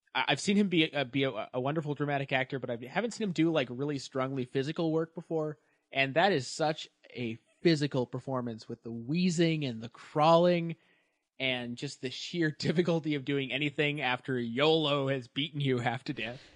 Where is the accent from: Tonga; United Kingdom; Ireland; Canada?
Canada; now in Toronto, Canada; I'm from the country that Toronto is